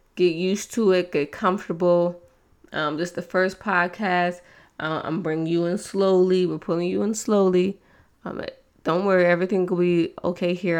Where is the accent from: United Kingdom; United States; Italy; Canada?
United States; East Coast; I'm from the East Coast